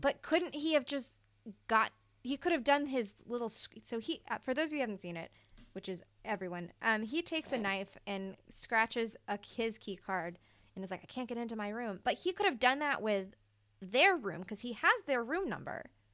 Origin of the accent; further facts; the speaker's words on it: Mississippi, United States; I'm from Mississippi.